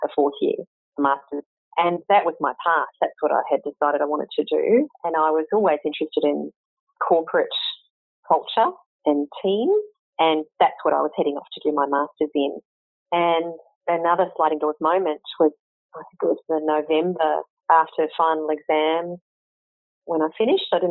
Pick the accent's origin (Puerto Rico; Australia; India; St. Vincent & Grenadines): Australia; Canberra, Australian Capital Territory; also born or lived in Sydney / Hong Kong / Singapore; my husband and I were both born and bred in Canberra